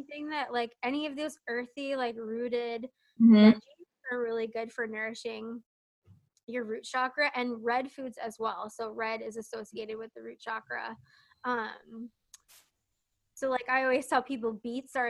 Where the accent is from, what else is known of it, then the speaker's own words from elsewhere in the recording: New Jersey, United States; I'm from New Jersey